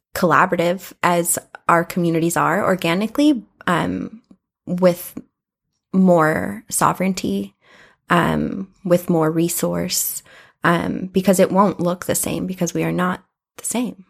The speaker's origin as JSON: {"language": "English", "country": "United States", "tie": "born or raised there", "said": "I grew up in Southeast"}